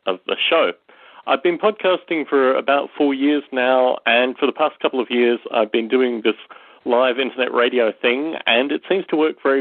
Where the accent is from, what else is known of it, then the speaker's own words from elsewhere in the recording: Australia; moved away as an adult; also born or lived in United Kingdom / United States; now in Las Vegas, United States; I was born in Australia. I'm 32 years old, and I've lived in the UK, Australia, and the US through my adult life